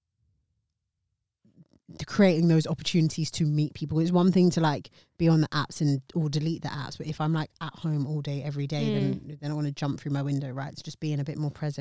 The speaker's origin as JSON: {"language": "English", "country": "United Kingdom", "tie": "born or raised there", "said": "my hometown, United Kingdom"}